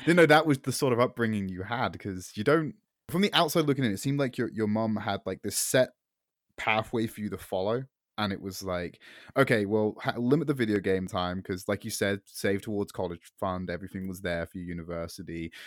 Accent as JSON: {"language": "English", "country": "United Kingdom", "said": "I'm filthy Brit"}